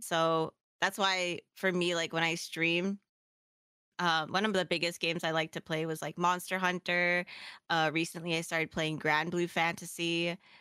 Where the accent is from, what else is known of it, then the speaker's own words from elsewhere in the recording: Philippines; I'm Filipino